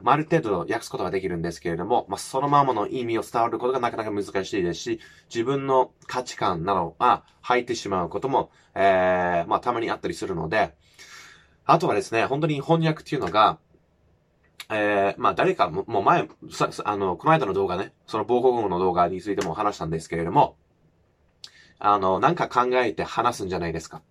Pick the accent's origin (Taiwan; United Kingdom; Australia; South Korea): United Kingdom; first language English; Japanese is a second language; moved away as an adult; now in Japan; 僕はもう日本に来る前はもう全然もう田舎生まれ育ちのマックスだったし